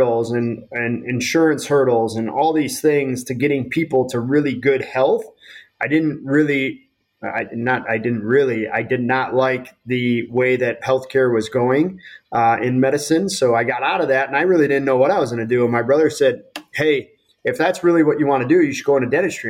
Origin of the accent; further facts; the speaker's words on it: Chicago, Illinois, United States; also born or lived in Omaha, Nebraska / Peoria, Illinois; Born and raised on the Chicago Northwest Side suburbs